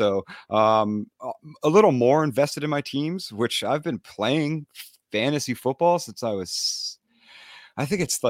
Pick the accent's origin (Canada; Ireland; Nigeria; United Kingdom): Canada; I grew up in Canada, bro.